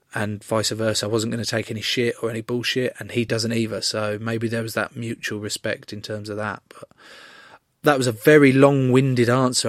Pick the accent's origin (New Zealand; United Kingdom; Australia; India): United Kingdom; England; an English rugby player